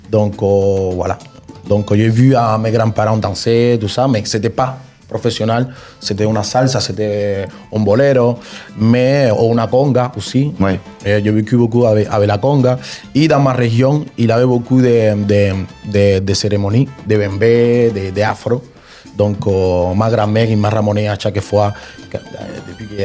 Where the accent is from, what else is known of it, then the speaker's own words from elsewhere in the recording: Cuba; now in Marseille, France; Je suis cubain. Cubain, donc complet. Tu es né à Cuba, c'est ça Oui, je suis né à Cuba.